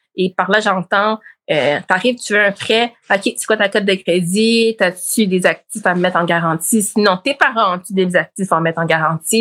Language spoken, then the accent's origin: French; Montreal, Quebec, Canada; also born or lived in Laval, Quebec / Blainville, Quebec; je suis née à Montréal-Nord